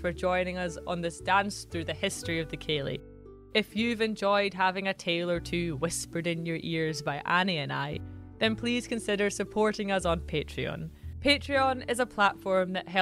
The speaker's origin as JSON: {"language": "English", "area": "Central Belt", "region": "Scotland", "country": "United Kingdom", "tie": "born or raised there", "said": "I grew up in the Central Belt, where Highland culture is pretty distant and unknown"}